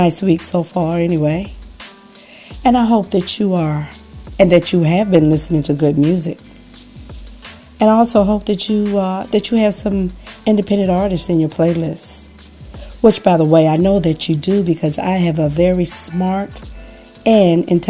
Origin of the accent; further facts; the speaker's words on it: Washington, District of Columbia, United States; growing up in Washington, D.C., we kind of had our own music scene going